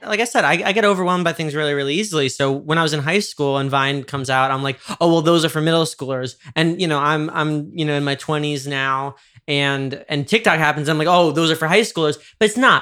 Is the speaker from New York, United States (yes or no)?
yes; New York, United States; I grew up in New York.